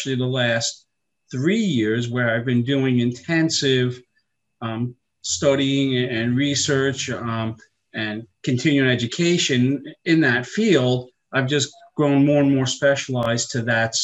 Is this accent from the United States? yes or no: yes; Long Island, New York, United States; I grew up in New York on Long Island, in case you can't tell from the accent